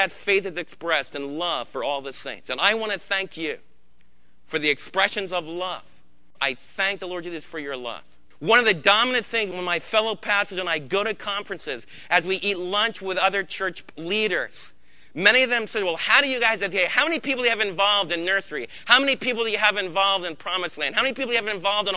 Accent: United States; As American believers

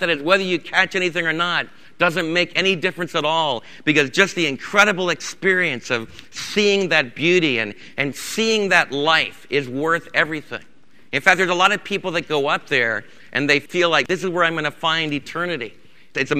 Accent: New York City, New York, United States; I grew up in the New York City area

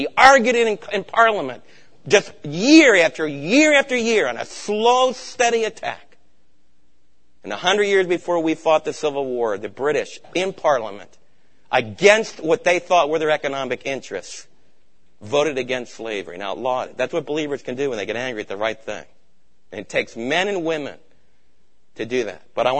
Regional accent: East Coast, United States; I was raised back on the East Coast.

